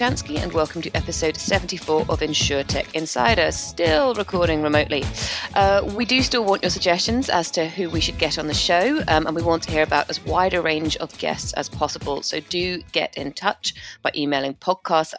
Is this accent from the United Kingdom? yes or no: yes; United Kingdom; I am so British